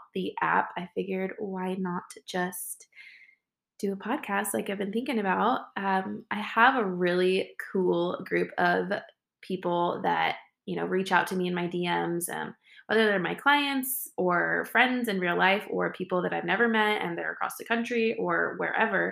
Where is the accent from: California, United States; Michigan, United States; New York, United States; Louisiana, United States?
California, United States; Northern; I'm from Northern California